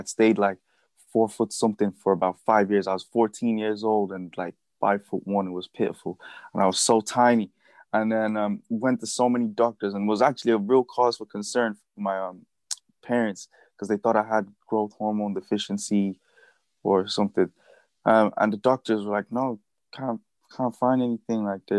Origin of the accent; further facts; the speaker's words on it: Dublin, Leinster, Ireland; now in Newbridge, Ireland; So I grew up in Blanche, went to school there, made a lot of friends, and yeah, I was pretty much like, that's where I actually identify with that part of Dublin a lot more than I do with Newbridge.